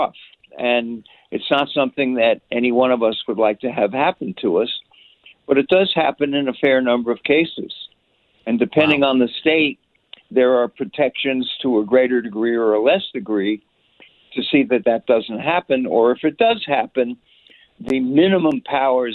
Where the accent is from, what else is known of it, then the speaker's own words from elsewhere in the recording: New York, United States; I'm a New Yorker